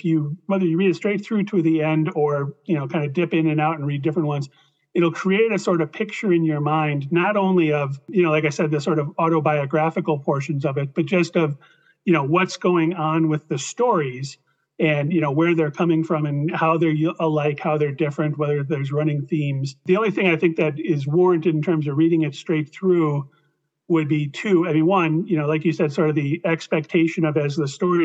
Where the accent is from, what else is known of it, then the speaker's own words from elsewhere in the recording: Midwest, United States; I'm from the Midwest